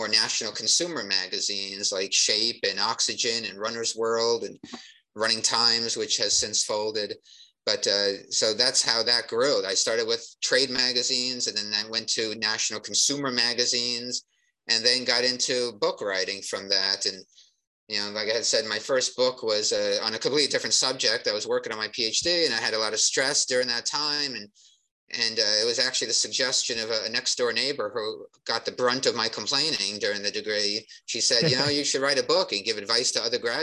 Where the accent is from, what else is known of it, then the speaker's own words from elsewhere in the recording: New Jersey, United States; I grew up in New Jersey